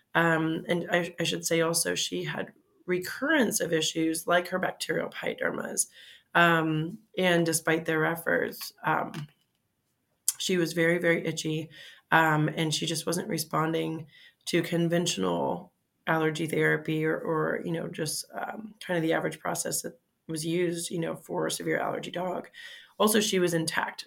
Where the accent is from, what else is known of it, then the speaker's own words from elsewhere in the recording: Fort Lauderdale, Florida, United States; moved away as an adult; also born or lived in Mississippi / Michigan / Cincinnati, Ohio; now in Pittsburgh, United States; I'm originally from Florida, Fort Lauderdale, Florida. Uh, now I live in Pittsburgh. So uh, the route to get here, um, I went to, uh, grew up, in, born and raised in Florida and all through high school, South Florida